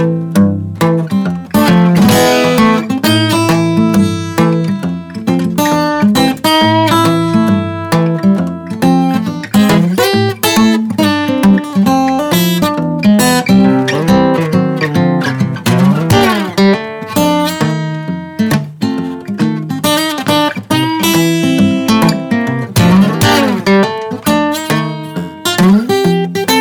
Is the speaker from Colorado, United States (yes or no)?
no; Chicago, Illinois, United States; also born or lived in Alabama; I wasn't raised there. I'm from Chicago, but I was born in Alabama